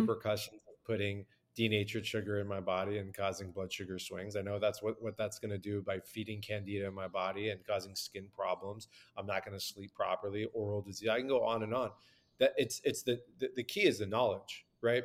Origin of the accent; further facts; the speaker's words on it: Southern California, United States; I'm born and raised in Southern California with ancient Persian roots